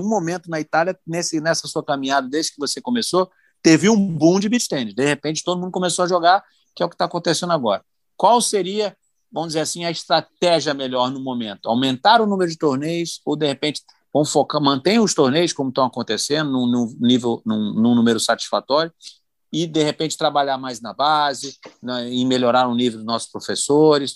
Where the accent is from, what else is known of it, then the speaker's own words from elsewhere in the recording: Brazil; como brasileiro